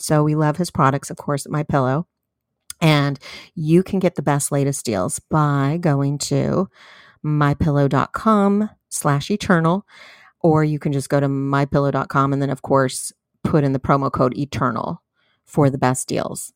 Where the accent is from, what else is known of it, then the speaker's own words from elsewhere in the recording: San Diego, California, United States; moved away as an adult; now in Fort Worth, United States; in California, in my hometown, San Diego